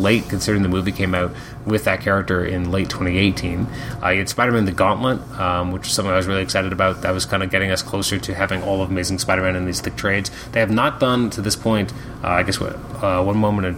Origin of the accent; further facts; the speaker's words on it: Canada; I'm Canadian